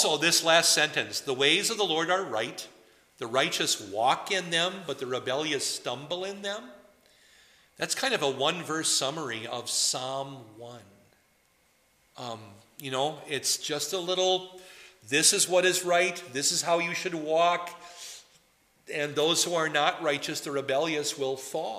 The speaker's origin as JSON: {"language": "English", "town": "Poynette", "region": "Wisconsin", "country": "United States", "moved": "yes", "lives_now": "New Ulm, United States", "said": "I may come from Poinette, Wisconsin, and some of you know that I come from Poinette, Wisconsin"}